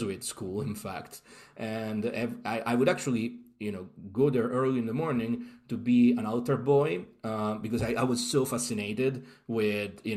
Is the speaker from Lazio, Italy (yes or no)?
yes; Rome, Lazio, Italy; now in London, United Kingdom; I'm from Rome, Italy, and I grew up literally like going to the Colosseum and the Roman forums